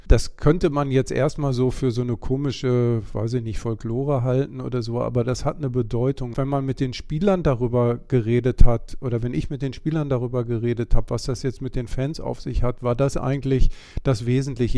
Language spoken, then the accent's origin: German; West Germany, Germany; ich bin selber kein Ossi, sondern Wessi